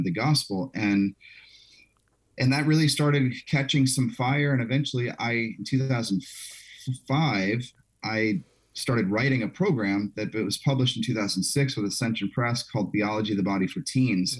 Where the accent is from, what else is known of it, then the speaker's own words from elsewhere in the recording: South Louisiana, United States; I grew up in South Louisiana